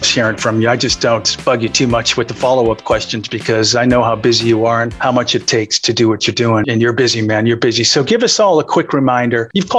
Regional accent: Boston, Massachusetts, United States; I'm a Bostonian.

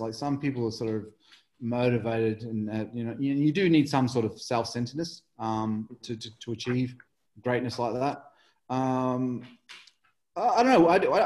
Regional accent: Mildura, Victoria, Australia; born or raised there; moved away; also born or lived in England

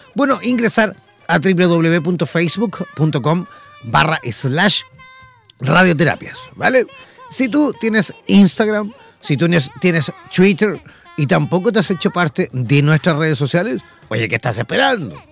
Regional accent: Chile; mi país

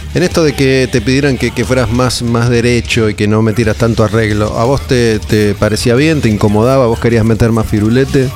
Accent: Olivos, Buenos Aires Province, Argentina; Yo soy de Olivos

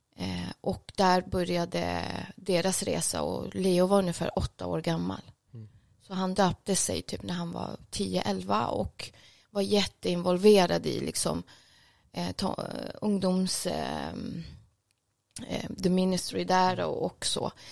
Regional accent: Stockholm, Stockholm County, Sweden; also born or lived in Jordbro; född och uppvuxen här i Stockholm

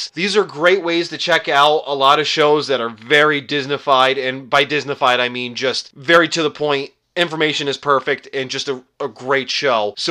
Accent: New Jersey, United States; now in Connecticut, United States; I grew up near one in New Jersey. I now have one about an hour and 15 away, minutes away from me in Massachusetts, from me here in Connecticut

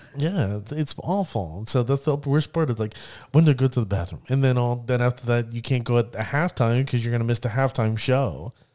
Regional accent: Orlando, Florida, United States; Me being born and raised in Orlando, Florida

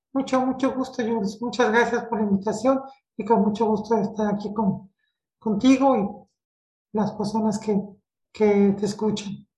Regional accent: Mexico; yo soy mexicana, vivo en la, en la Ciudad de México, en la capital de, mi país

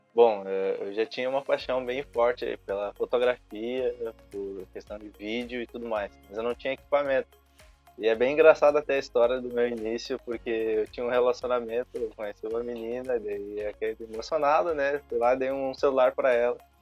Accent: Alvorada, Rio Grande do Sul, Brazil; Eu sou de Alvorada, tenho 21 anos

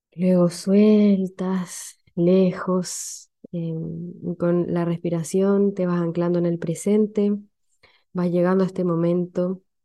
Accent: Chile; accent: Chilean; no me gustaba mi acento, y hoy día me gusta. No me gustaba mi acento no, por, no como rechazo hacia mi origen, sino porque siempre ha existido como, eh, como siempre han existido estos memes, como el, de que el resto de los países de Latinoamérica no entienden el acento chileno, entonces como que me daba mucha vergüenza hablar en chileno

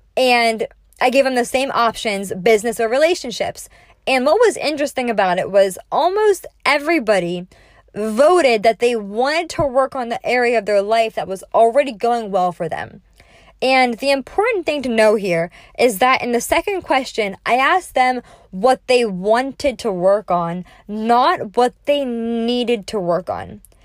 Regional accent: Naples, Florida, United States; live here in person in my hometown in Naples, Florida

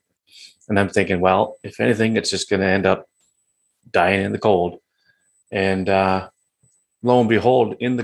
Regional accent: Georgian Bay, Ontario, Canada; the Georgian Bay that I live on, that my hometown is on

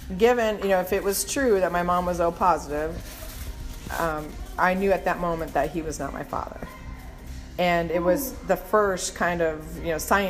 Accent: Minnesota, United States; I grew up in Minnesota

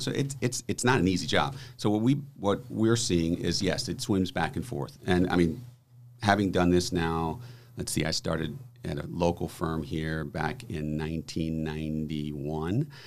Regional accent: New Orleans, Louisiana, United States; moved away; This is my hometown, uh, so it's always great back, great to be back in New Orleans

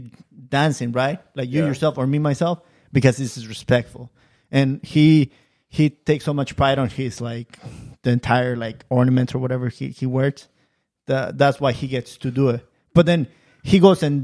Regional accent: Michoacán, Mexico; moved away; I'm Mexican, I'm from Michoacan

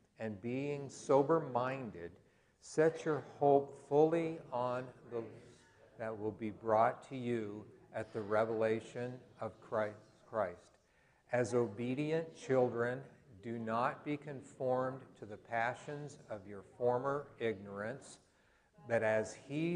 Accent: Colorado, United States; moved away as an adult; also born or lived in Newberg, Oregon / Kansas; now in Idaho, United States; I was born in Colorado, grew up in Rocky Mountain, yearly meeting, but 5 years of that, we went to Newburgh so my dad could go to George Fox

